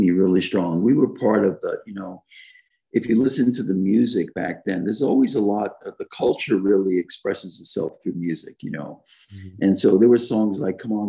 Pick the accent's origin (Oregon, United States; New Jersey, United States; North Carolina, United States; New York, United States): New York, United States; New York City; I grew up in Brooklyn, New York, and my grandparents were immigrants from Italy.